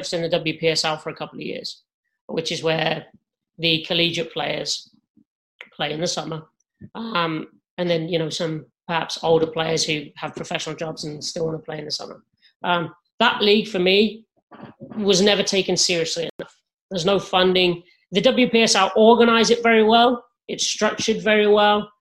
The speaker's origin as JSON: {"language": "English", "region": "England", "country": "United Kingdom", "moved": "yes", "lives_now": "United States", "said": "As an Englishman"}